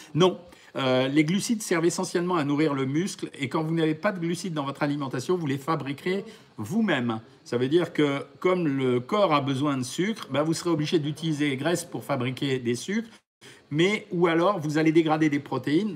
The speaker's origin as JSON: {"language": "French", "country": "France", "said": "chez nous en France"}